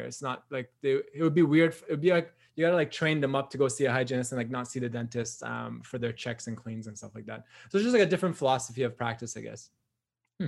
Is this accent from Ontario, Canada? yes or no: yes; Newmarket, Ontario, Canada; I'm from Newmarket, Ontario, which is like not a huge town, just like north of like Richmond Hill.